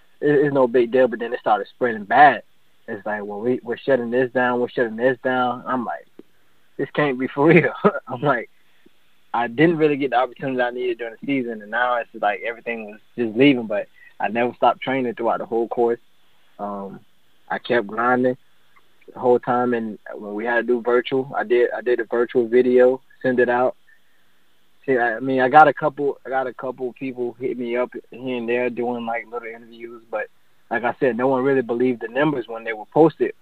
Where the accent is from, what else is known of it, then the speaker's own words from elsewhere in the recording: Hastings, Florida, United States; also born or lived in Palm Coast, Florida; My hometown is actually Hastings, Florida, but I moved to Palm Coast, went to high school here